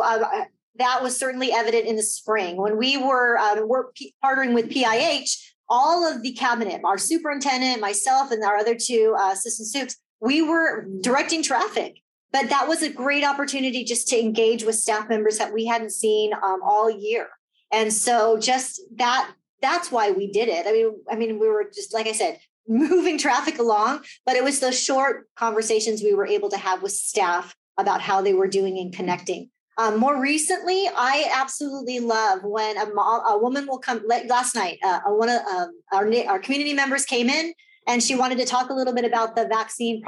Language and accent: English; Whittier, California, United States; I grew up in Whittier